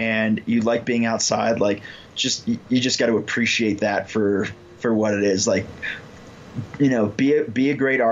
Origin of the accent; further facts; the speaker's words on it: Illinois, United States; moved away as an adult; now in Colorado, United States; I started in Illinois. That's where I grew up. And then I moved to Colorado in, it's about 2004.